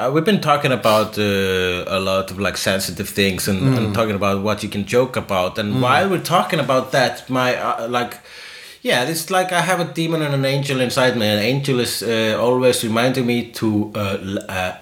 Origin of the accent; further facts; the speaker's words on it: Iceland; I'm Icelandic.